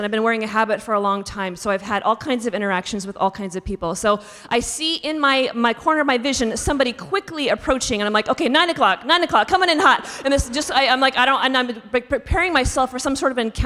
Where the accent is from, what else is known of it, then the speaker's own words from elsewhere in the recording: Pacific Northwest, United States; also born or lived in Seattle, Washington / Texas; I grew up in the Pacific Northwest